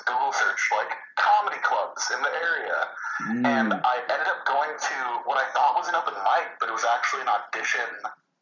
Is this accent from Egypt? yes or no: no; Torrance, California, United States; I'm in the South Bay, so I'm like Gardena, Torrance, Cobblewood. That's where I was born and raised